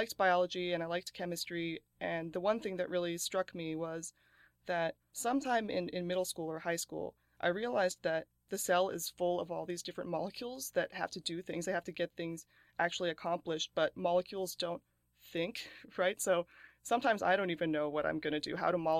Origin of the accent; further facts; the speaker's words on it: Wisconsin, United States; born there; also born or lived in New Jersey; I was born in Wisconsin, and then my family lived in New Jersey for several years before I went to Temple.